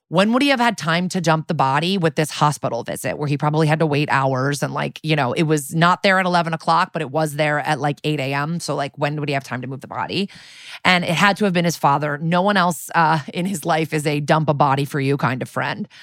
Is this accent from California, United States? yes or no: no; Connecticut, United States; in Connecticut where I grew up